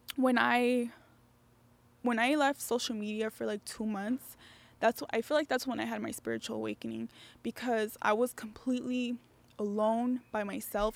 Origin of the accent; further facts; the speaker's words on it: Las Vegas, Nevada, United States; I'm from Vegas